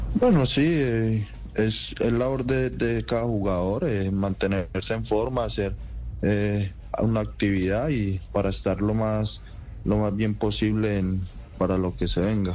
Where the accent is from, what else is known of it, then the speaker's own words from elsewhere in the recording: Guarne, Antioquia, Colombia; also born or lived in Rionegro; nací en Río Negro, pero viví toda mi vida en, en Guarne.